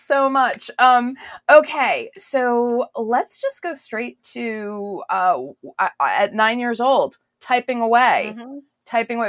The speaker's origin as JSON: {"language": "English", "region": "New England", "country": "United States", "tie": "born or raised there", "said": "I grew up in New England"}